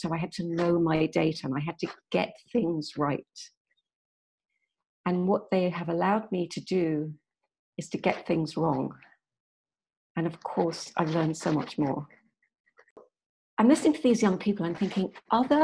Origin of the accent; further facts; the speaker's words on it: Yorkshire and the Humber, United Kingdom; I'm English. I was born in Yorkshire, which is the north of England.